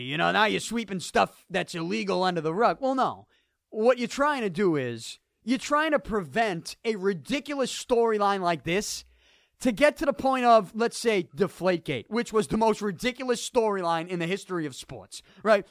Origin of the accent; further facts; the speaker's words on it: Boston, Massachusetts, United States; I'm from Southie, and I do the show here in Dorchester